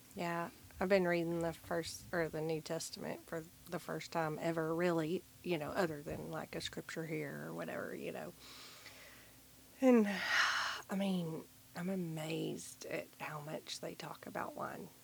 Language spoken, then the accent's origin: English; the Bible Belt, United States; growing up in the Bible Belt